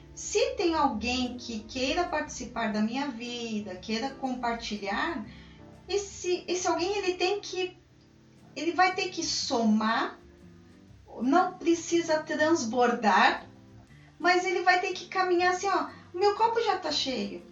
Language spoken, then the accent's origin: Portuguese; São Paulo, Brazil; Como uma boa paulistana, eu adoro falar